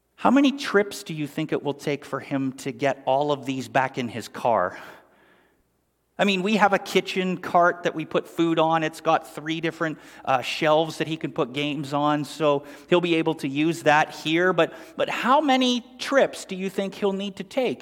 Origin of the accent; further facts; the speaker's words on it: Sundridge, Ontario, Canada; we grew up in Sundridge, Ontario, Canada